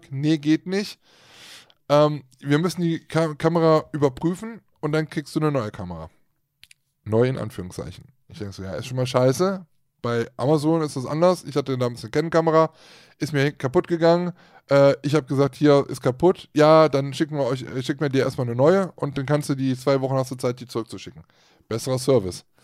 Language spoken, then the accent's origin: German; Switzerland; oh, guck mal, wir kommen aus der Schweiz, supi.